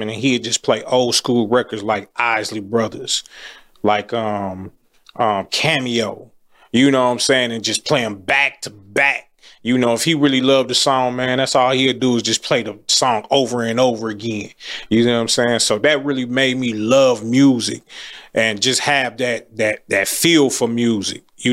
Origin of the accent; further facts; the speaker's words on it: Milwaukee, Wisconsin, United States; also born or lived in Raleigh, North Carolina; I'm from Milwaukee. I'm from the north side of Milwaukee, man. Born and raised